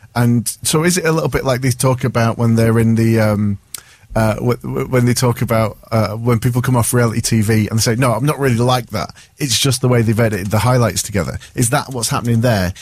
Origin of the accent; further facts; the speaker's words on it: Manchester, North West England, United Kingdom; I'm Irish Catholic, brought up in North Manchester.